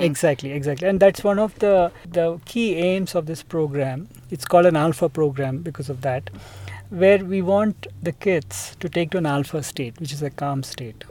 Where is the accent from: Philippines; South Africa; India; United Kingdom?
India; Hyderabad, Telangana; I am from India. So, I grew up mostly in Hyderabad.